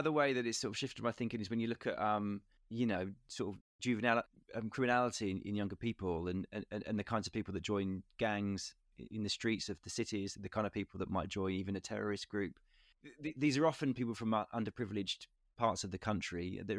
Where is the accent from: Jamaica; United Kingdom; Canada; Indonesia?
United Kingdom; that's my country and I and I feel like a a person of status because I'm British and, and these are my my royal family